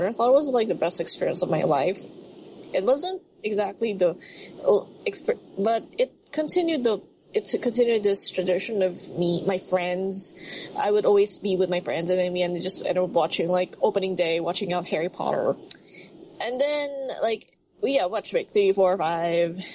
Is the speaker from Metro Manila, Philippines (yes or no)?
yes; Manila, Metro Manila, Philippines; super north of the Manila, my hometown, my home place.